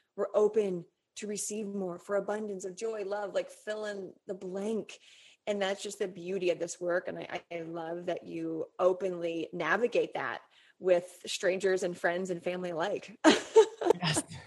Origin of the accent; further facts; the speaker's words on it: Colorado, United States; moved away; I grew up in Colorado